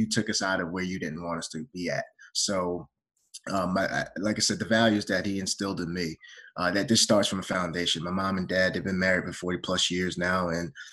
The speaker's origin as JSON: {"language": "English", "country": "United States", "tie": "born or raised there", "said": "my brother and I as young men growing up in America"}